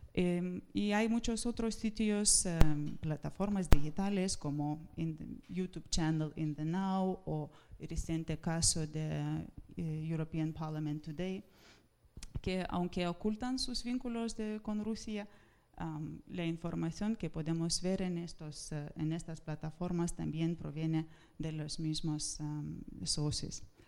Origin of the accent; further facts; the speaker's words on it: Lithuania; Spanish is a second language; moved away as an adult; now in Spain; vengo del Ministerio de Asuntos Exteriores de Lituania